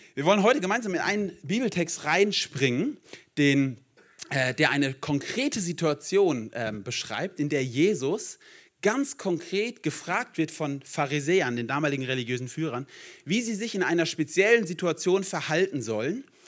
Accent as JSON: {"language": "German", "region": "South Hesse", "country": "Germany", "moved": "yes", "lives_now": "Düsseldorf, Germany", "said": "ich komme eigentlich aus Hessen, bin richtiger Südhesse"}